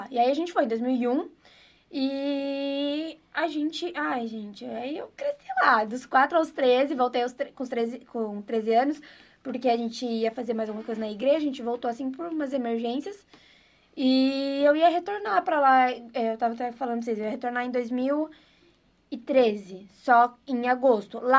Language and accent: Portuguese; Israel; born or raised there; first language Hebrew; Portuguese is a second language; now in Brazil